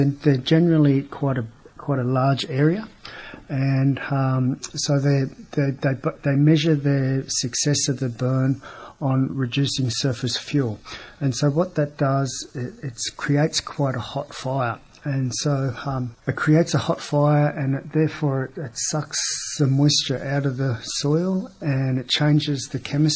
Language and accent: English; Bega, New South Wales, Australia; I grew up here in Bega